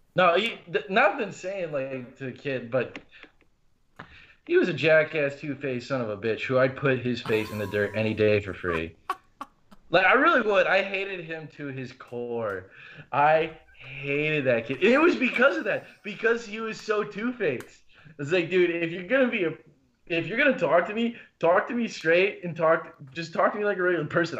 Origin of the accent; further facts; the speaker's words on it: Appleton, Wisconsin, United States; also born or lived in Omaha, Nebraska / Oconomowoc, Wisconsin; I was born in Omaha, Nebraska, but I grew up for the most part of my life in Appleton.